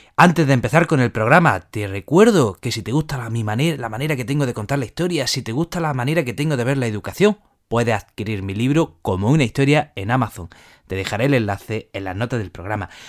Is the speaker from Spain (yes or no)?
yes; Jaén, Andalusia, Spain; los que somos de allí